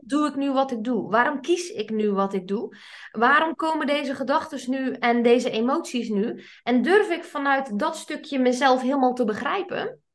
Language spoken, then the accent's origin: Dutch; South Flanders, Belgium; Ik kom uit Zuid-Vlaanderen